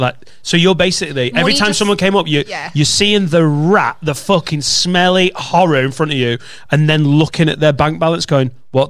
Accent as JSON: {"language": "English", "town": "Preston", "region": "North West England", "country": "United Kingdom", "also_born_or_lived": "St Annes / Chester", "moved": "yes", "said": "I'm from Preston"}